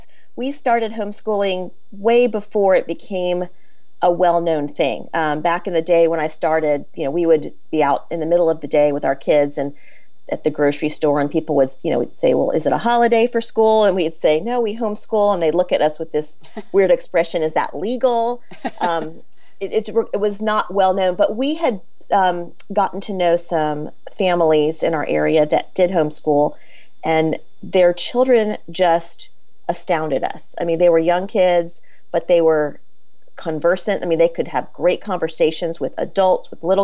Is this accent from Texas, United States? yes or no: no; Florida, United States; I grew up in Florida